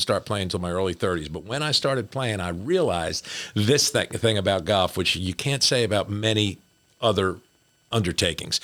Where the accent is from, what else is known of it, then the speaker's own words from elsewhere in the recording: New Jersey, United States; moved away; I was from Jersey